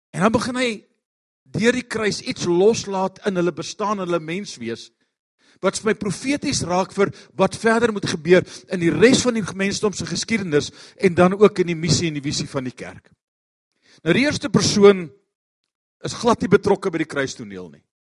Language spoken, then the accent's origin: Afrikaans; Pretoria, Gauteng, South Africa; Ons kom van Pretoria af.